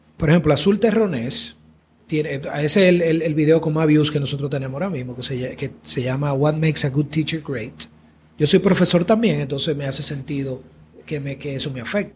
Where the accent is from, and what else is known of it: Dominican Republic